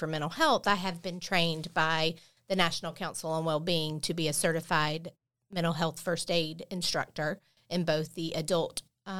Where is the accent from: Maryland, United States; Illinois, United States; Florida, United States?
Florida, United States; Bay County; I was born and raised here in Bay County